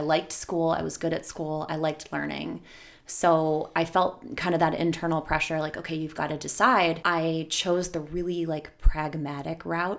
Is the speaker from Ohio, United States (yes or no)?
yes; Lakewood, Ohio, United States; West side, Edgewater, to be super specific.